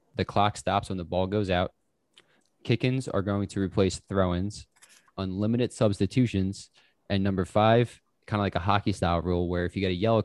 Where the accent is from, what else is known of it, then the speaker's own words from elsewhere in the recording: United States; We're three Americans